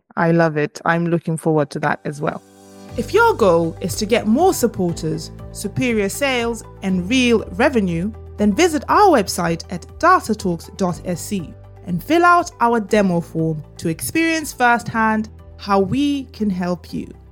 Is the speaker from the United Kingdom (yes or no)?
no; Botswana; I am from Botswana in Africa